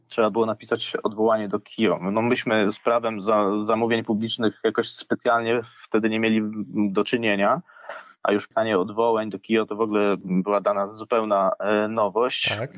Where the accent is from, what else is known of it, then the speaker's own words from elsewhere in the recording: Łęczna, Lublin Voivodeship, Poland; wychowywałem się w Łęcznej, e, niedaleko Lublina